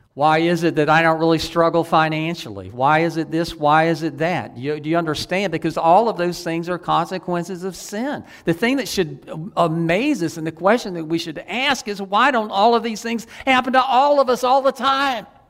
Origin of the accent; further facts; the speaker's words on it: the Old South, United States; I was from the Old South